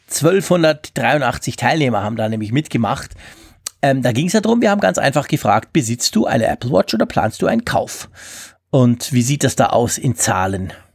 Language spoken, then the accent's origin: German; Switzerland